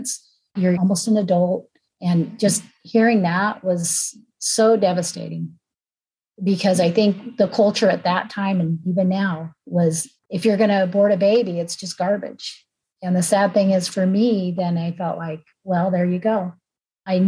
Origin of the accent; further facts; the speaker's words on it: California, United States; I was born in California